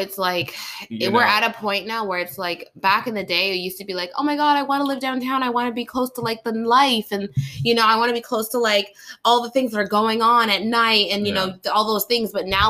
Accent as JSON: {"language": "English", "town": "Burnaby", "region": "British Columbia", "country": "Canada", "tie": "born or raised there", "said": "me growing up in North Burnaby"}